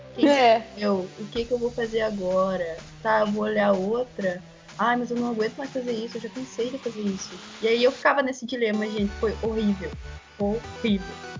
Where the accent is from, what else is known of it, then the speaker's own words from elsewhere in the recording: São Borja, Rio Grande do Sul, Brazil; eu sou de São Borja, é 180 quilômetros mais ou menos de Uruguaiana